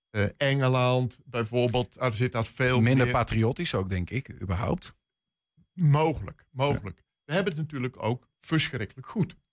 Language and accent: Dutch; Netherlands; Ja, als Nederlander...